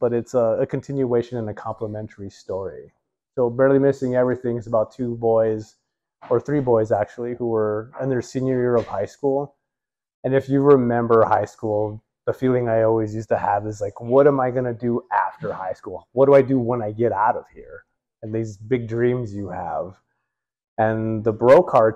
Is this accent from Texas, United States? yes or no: yes; El Paso, Texas, United States; moved away as an adult; also born or lived in New Mexico; I grew up in El Paso and lived there until I was 18, and then joined the Air Force